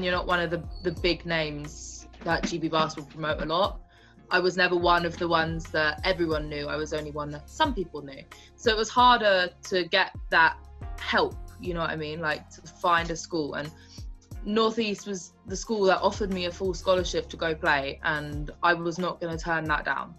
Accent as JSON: {"language": "English", "region": "England", "country": "United Kingdom", "also_born_or_lived": "Nebraska / South Dakota", "moved": "as an adult", "said": "I'm from England"}